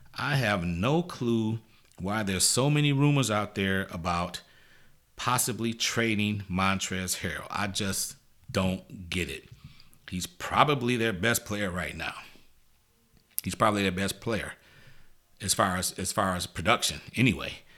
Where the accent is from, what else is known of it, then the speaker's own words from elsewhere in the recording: Michigan, United States; moved away; I'm originally from Michigan